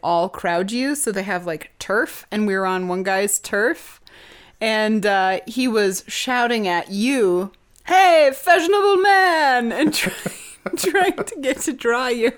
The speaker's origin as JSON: {"language": "English", "country": "United States", "said": "as an American"}